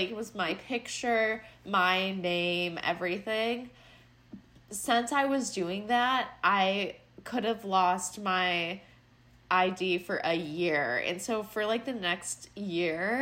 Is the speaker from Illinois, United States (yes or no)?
yes; Chicago, Illinois, United States; accent: Chicago; my Chicago accent